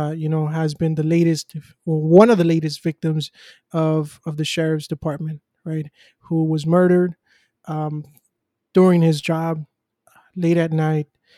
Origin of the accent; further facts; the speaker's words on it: United States; I'm somebody who was born in the U.S.